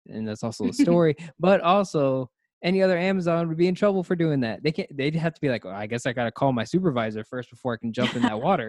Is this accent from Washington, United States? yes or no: no; Cleveland, Ohio, United States; born there; I was born in Cleveland, Ohio.